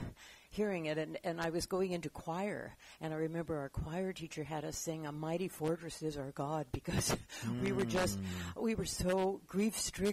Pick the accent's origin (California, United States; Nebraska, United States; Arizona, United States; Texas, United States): California, United States; Los Angeles; No, I was born and raised in Los Angeles.